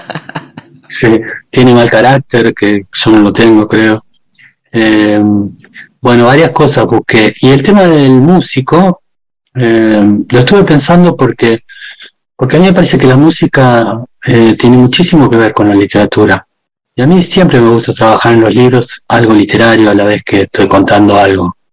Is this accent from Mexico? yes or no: no; Argentina; moved away as an adult; also born or lived in Spain / Netherlands; nosotros desde chico en mi pueblo